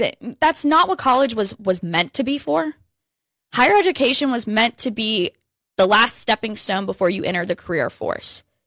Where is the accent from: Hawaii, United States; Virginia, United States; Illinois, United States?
Virginia, United States; I grew up in Virginia